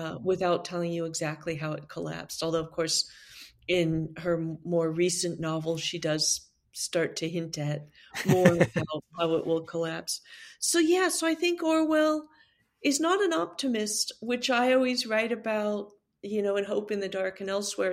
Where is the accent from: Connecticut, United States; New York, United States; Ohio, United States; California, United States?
California, United States; As a Californian